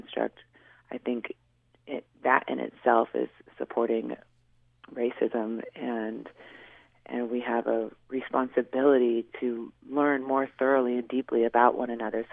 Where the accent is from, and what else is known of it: Swinomish Reservation, Washington, United States; born or raised there; also born or lived in Seattle